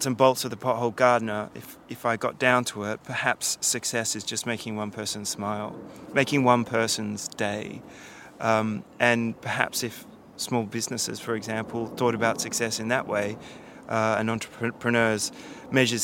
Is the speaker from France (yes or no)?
no; Canberra, Australian Capital Territory, Australia; moved away as an adult; now in London, United Kingdom; growing up in Australia, especially where I'm from, the bush capital, you know, Canberra